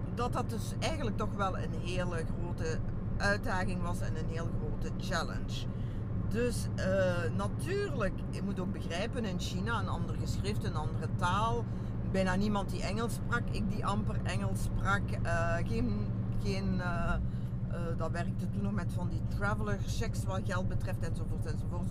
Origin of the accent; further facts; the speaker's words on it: Genk, Flanders, Belgium; also born or lived in Brussels; ik ben nu van Genk, van Zwarberg